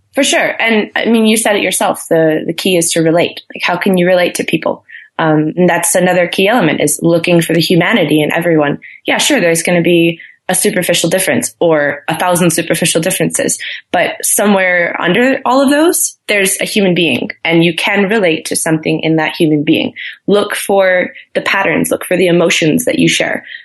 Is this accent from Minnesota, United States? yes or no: no; Milwaukee, Wisconsin, United States; moved away as an adult; also born or lived in Frankfurt, Germany; now in Boulder, United States; I'm from Milwaukee, Wisconsin. Um, Midwest